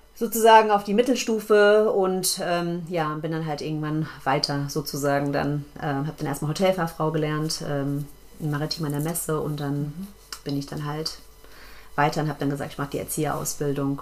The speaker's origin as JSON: {"language": "German", "town": "Frankfurt am Main", "region": "Hesse", "country": "Germany", "tie": "born or raised there", "said": "Ich bin in Frankfurt geboren und aufgewachsen"}